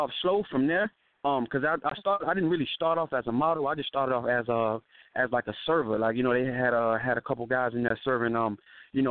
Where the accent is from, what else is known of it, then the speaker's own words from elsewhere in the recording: Miami, Florida, United States; also born or lived in California; now in Atlanta, United States; I grew up in Florida, so you know, us Floridians